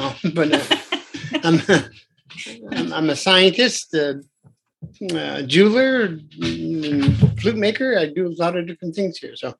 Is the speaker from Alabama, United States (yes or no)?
no; Presque Isle, Maine, United States; also born or lived in Canada; I come from Presque Isle, Maine